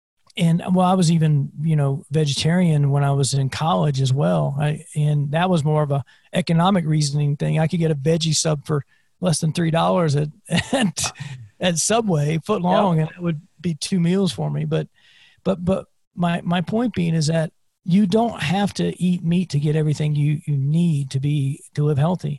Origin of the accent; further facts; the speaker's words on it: South Carolina, United States; I grew up in South Carolina